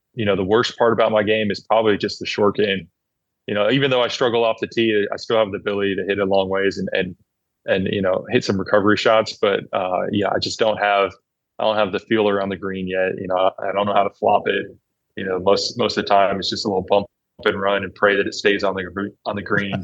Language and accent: English; Oakland, California, United States; I grew up in Oakland